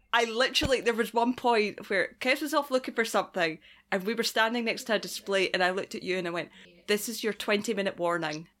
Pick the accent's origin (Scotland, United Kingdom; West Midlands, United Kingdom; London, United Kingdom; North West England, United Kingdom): Scotland, United Kingdom; moved away; I'm from Scotland